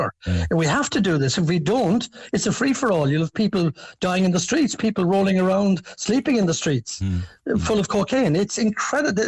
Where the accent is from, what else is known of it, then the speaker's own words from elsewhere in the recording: Cobh, Munster, Ireland; I'm from Cove